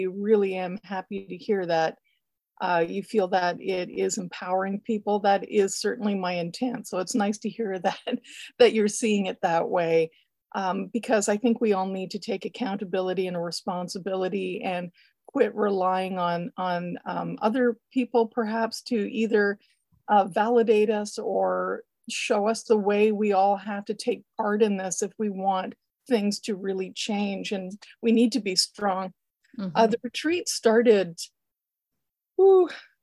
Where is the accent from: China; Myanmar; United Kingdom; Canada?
Canada; being Canadian